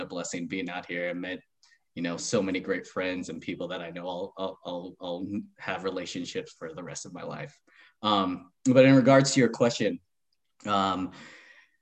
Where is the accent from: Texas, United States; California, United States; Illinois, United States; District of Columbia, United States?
California, United States; San Francisco Bay Area; moved away as an adult; also born or lived in Orange County, California / Grafton, Massachusetts / Holliston, Massachusetts; now in Massachusetts, United States; I am a Cali boy, born and raised in California, born in Orange County, lived most of my life just north of San Francisco in the Bay Area